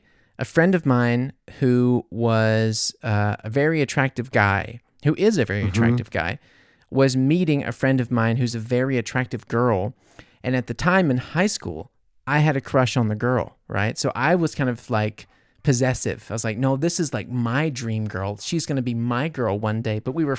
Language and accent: English; United States; I mean, surprise, I'm American.